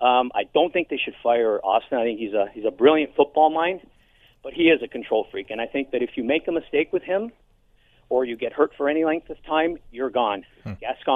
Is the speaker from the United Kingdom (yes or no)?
no; Hamilton, Ontario, Canada; I'm born and raised in Hamilton